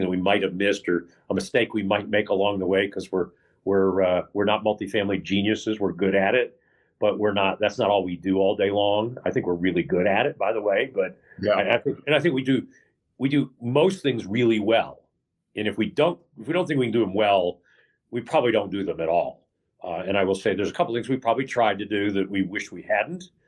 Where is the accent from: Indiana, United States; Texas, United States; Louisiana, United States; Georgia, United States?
Texas, United States; Dallas; moved away as an adult; also born or lived in Western New York / Houston, Texas / Austin, Texas; now in California, United States; I moved to Texas when I was five, okay. and uh, and I and I lived in Texas uh, from five to forty four, uh, Dallas, a little bit in Houston